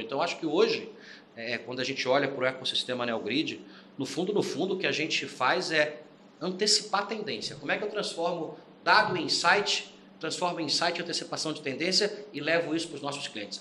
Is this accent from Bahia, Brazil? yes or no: no; Rio de Janeiro, Brazil; moved away as an adult; also born or lived in Curitiba; now in São Paulo, Brazil; Sou carioca, estou em São Paulo há 14 anos